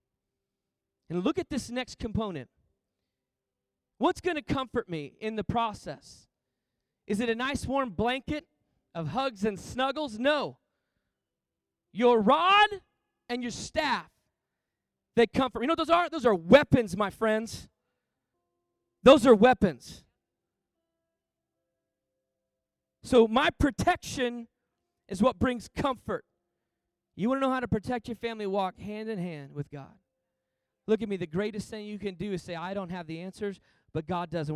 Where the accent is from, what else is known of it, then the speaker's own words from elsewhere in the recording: Texas, United States; I'm from Texas, and I'm unashamed